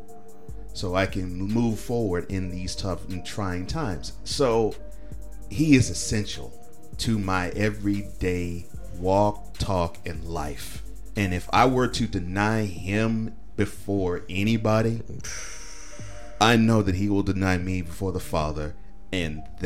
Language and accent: English; Nashville, Tennessee, United States; I'm from Nashville. I'm in Nashville